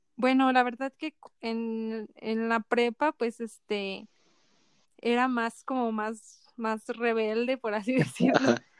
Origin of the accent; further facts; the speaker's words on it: Poza Rica, Veracruz, Mexico; now in San Luis, Mexico; yo soy de Poza Rica, Veracruz